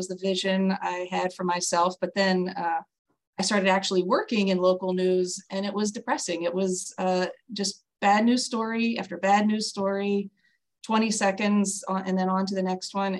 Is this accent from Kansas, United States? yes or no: no; New Orleans, Louisiana, United States; moved away as an adult; also born or lived in California / San Diego; I grew up here. My parents are not from here. My dad's from Mississippi. My mom's from Pennsylvania, but we moved here to New Orleans with my two older brothers when I was two